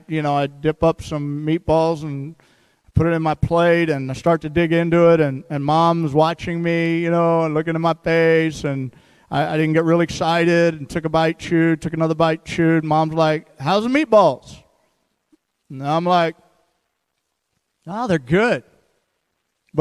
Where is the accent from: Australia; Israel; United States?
United States; St. Louis, Missouri; now in Seattle, United States; I grew up in St. Louis, by the way. I'm a Midwestern boy